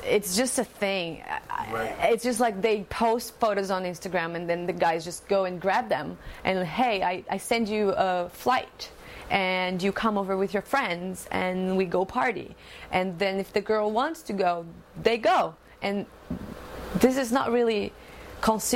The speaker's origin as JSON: {"language": "English", "town": "Joinville", "region": "Santa Catarina", "country": "Brazil", "second_language": "English", "said": "I am from Brazil. I'm from the South. My state is called Santa Catarina and a town called Joinville."}